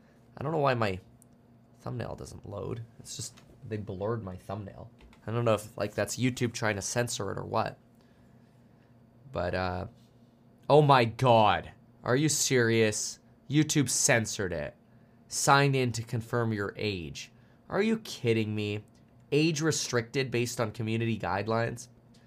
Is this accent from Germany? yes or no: yes; Germany; born there; Yeah, I was born in Germany.